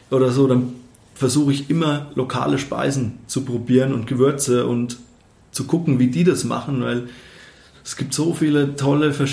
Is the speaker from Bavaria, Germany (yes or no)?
yes; Bavaria, Germany; now in Munich, Germany; Also ich, ich komme eben ähm, aus dem Dorf, äh, aus der fränkischen Weingegend und meine Eltern hatten da oder haben glücklicherweise auch einen Garten